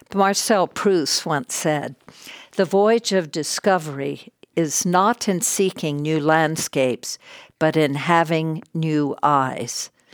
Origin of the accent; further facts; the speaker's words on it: Texas, United States; moved away as an adult; also born or lived in New York / Hollywood; I grew up in Texas, a, a only child